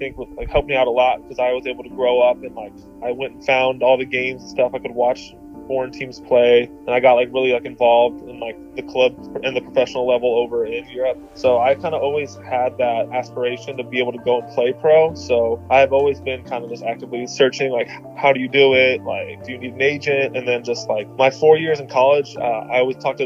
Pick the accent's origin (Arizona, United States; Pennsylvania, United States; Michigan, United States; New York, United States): Arizona, United States; Grand Canyon University in my home state of Arizona